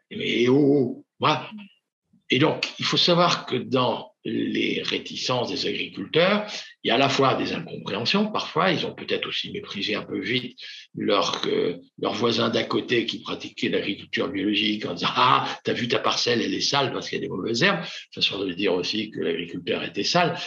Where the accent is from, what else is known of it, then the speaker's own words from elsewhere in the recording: Normandy, France; je suis normand